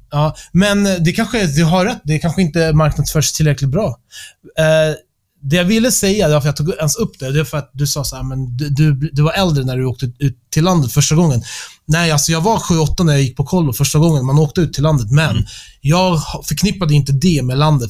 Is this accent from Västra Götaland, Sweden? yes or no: no; Stockholm, Stockholm County, Sweden; Jag växte upp i Stockholm